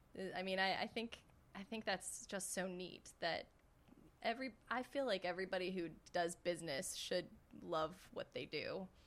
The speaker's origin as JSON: {"language": "English", "town": "Pittsburgh", "region": "Pennsylvania", "country": "United States", "moved": "yes", "lives_now": "Jefferson Parish, United States", "said": "I'm originally from Pittsburgh, Pennsylvania"}